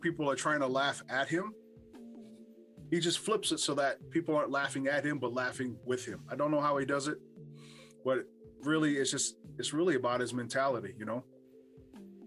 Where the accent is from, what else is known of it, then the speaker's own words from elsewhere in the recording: Hawaii, United States; growing up in Hawaii